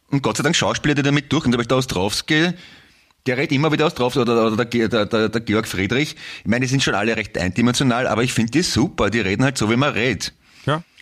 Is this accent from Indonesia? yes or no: no; Austria; accent: Austrian; ich habe trotzdem einen österreichischen Akzent dabei. Aber blöd wäre es, wenn wir unsere Gespräche auf Hochdeutsch, also wenn ich kann ja gar nicht richtig Hochdeutsch